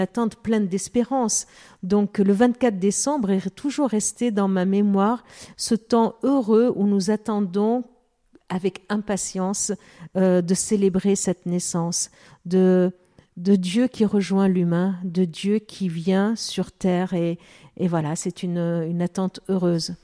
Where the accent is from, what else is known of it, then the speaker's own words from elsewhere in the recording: Lebanon; now in France; je suis d'origine arménienne, mm. je suis née au Liban